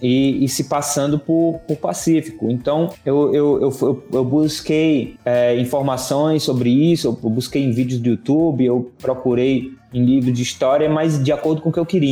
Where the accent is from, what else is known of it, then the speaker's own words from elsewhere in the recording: Northeast Brazil, Brazil; moved away; eu sou um nordestino em êxodo